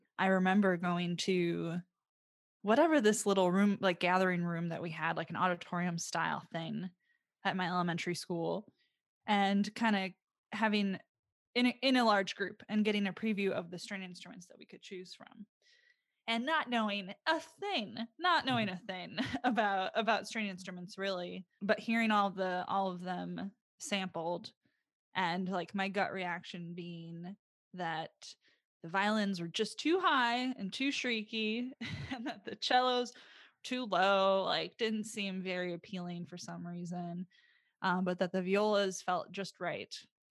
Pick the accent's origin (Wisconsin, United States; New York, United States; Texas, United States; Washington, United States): Wisconsin, United States; Sun Prairie; also born or lived in Waukesha, United States; So I grew up in Sun Prairie, Wisconsin, which is a suburb of Madison, not too far, obviously. But I was born in Waukesha, basically.